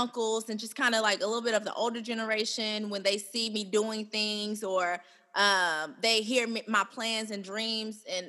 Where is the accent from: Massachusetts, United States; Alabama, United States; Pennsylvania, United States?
Alabama, United States; Birmingham; I'm from Birmingham, Alabama.